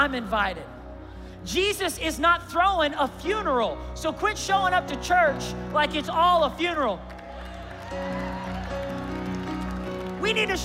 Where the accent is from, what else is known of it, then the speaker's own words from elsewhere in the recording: Tulsa, Oklahoma, United States; I grew up in Tulsa.